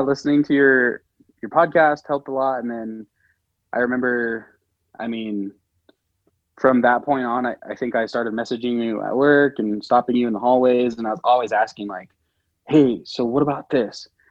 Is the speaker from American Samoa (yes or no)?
yes; American Samoa; I grew up in American Samoa